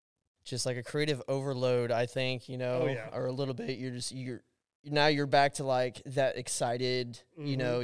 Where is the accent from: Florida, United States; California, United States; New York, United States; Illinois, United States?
Illinois, United States; Jacksonville; We are once again in my hometown, Jacksonville, Illinois